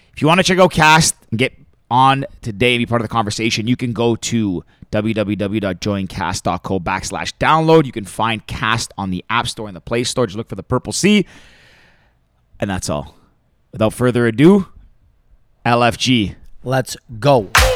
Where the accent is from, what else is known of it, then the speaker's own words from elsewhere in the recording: Greece; I'm from Greece, which is like just below it